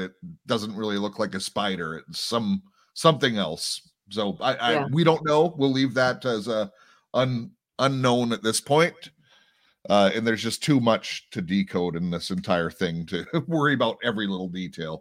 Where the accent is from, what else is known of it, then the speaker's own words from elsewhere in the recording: Anaheim, California, United States; also born or lived in Compton, California; we moved out of Compton into Anaheim when I was kindergarten age